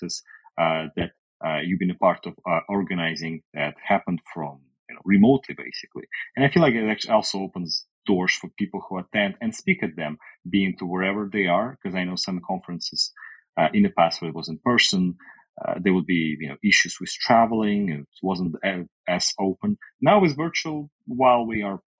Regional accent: Russia; also born or lived in Canada; now in United States; I currently live in the US, but I lived in Canada, but I'm originally from Europe, from Russia.

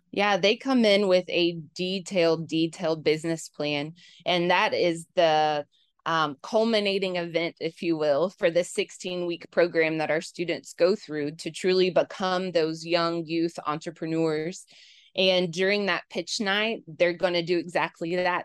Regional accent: Knoxville, Tennessee, United States; also born or lived in Cookeville, Tennessee; now in Memphis, United States; I'm a Knoxville native

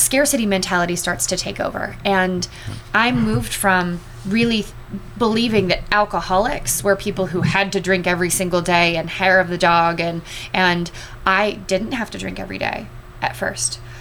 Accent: Los Angeles, California, United States; moved away as an adult; also born or lived in San Diego / Southern Arizona / Springfield, Missouri / St. Louis; I grew up in Los Angeles

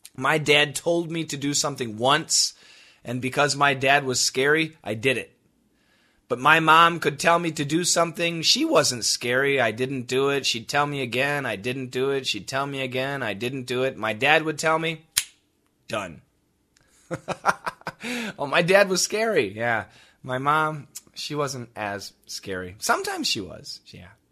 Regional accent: United States; accent: American; my ignorant American pronunciation

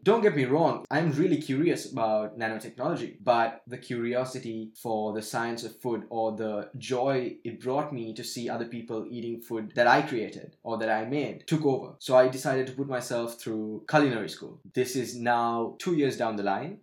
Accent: Sri Lanka; growing up in Sri Lanka, we had bubblegum with tattoos in it

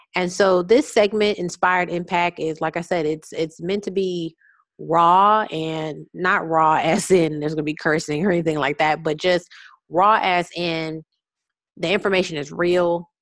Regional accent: Houston, Texas, United States; I'm from Houston

